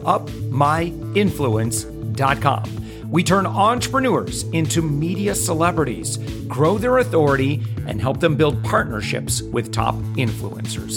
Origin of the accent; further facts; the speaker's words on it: Michigan, United States; I'm originally from Michigan